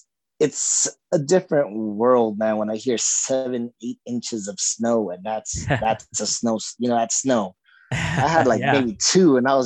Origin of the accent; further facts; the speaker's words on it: Los Angeles, California, United States; also born or lived in high desert, California; I'm born and raised in Los Angeles, dude. So I didn't get to see snow until I was, you know, I was an adult.